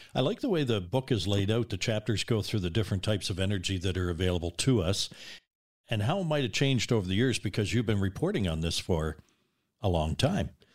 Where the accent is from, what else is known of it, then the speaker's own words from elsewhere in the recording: Nova Scotia, Canada; now in British Columbia, Canada; Growing up in Nova Scotia in the seventies